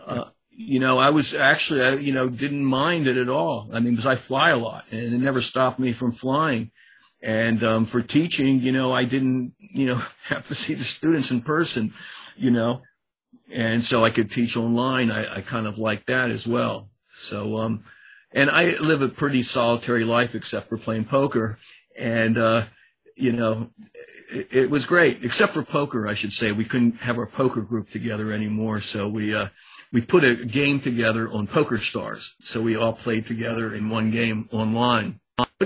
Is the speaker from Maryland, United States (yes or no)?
yes; Annapolis, Maryland, United States; also born or lived in College Park, Maryland; I'm from Annapolis, Maryland, and I went to undergraduate school at College Park